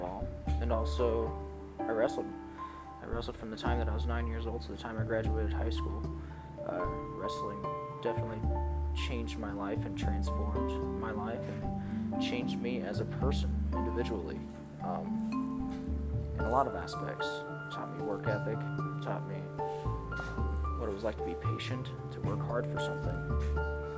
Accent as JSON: {"language": "English", "town": "Kansas City", "region": "Kansas", "country": "United States", "tie": "born or raised there", "said": "I am a Kansas boy, born and raised in Kansas City, Kansas"}